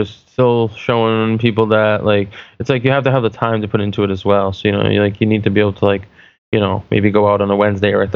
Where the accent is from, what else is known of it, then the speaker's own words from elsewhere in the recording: New Hampshire, United States; I'm from New Hampshire.